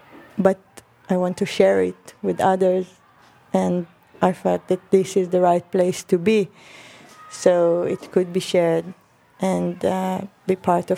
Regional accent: Israel; moved away as an adult; now in London, United Kingdom; coming from outside of the UK, from Israel, and dealing with the idea of nationalism, which is also a big issue for me as an Israeli

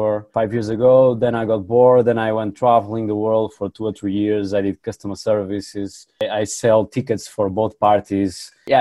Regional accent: Porto, Norte, Portugal; I'm from Portugal. Yeah, in the north, in the second city, Porto

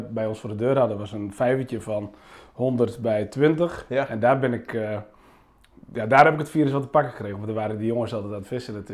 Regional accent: Friesland, Netherlands; moved away as an adult; also born or lived in Leeuwarden, Netherlands; now in Groningen, Netherlands; Ik ben eh, volbloed, volbloed Fries.

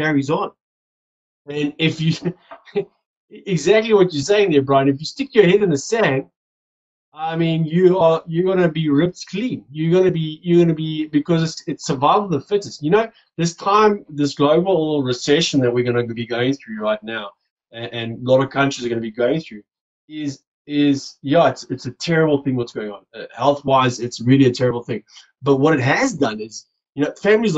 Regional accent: South Africa; also born or lived in Johannesburg; I'm from South Africa. I live in Johannesburg.

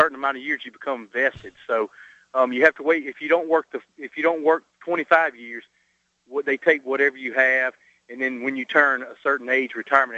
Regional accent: the South, United States; I'm from the South

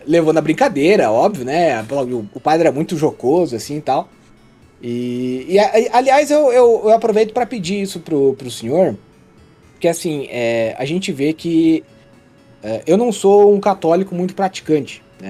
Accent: Santa Catarina, Brazil; eu nasci e moro em Santa Catarina até hoje

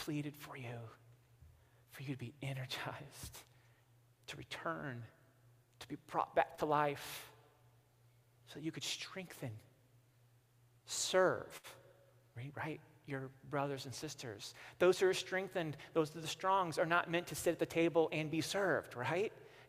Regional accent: Missouri, United States; I'm from Missouri

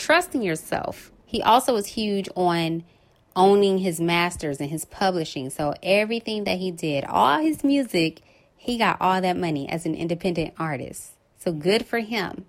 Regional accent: Los Angeles, California, United States; right here in my hometown

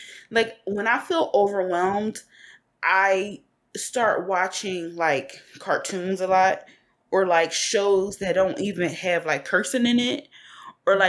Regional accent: Philadelphia, Pennsylvania, United States; I'm from West Philly. So the area that I grew up in, it was an area called Hilltop.

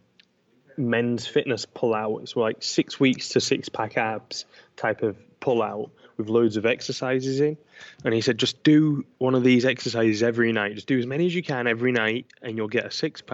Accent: Manchester, North West England, United Kingdom; I grew up in Manchester, England

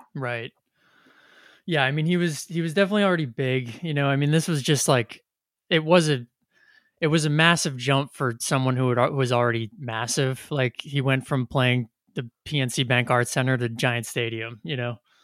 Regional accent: New Jersey, United States; in middle school, high school, growing up in New Jersey

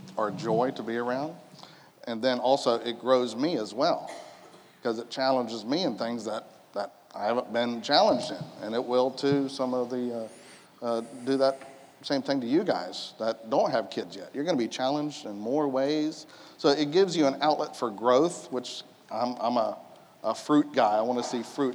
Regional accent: United States; I was born here in Polk County, raised in Polk County, kind of moved around a little bit when I was in my 20s, and now I'm back home.

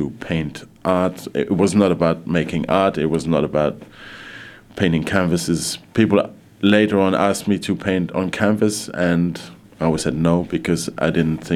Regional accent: Luxembourg; also born or lived in London; my dad was working in Luxembourg, so my mum joined him here, so this is where I grew up

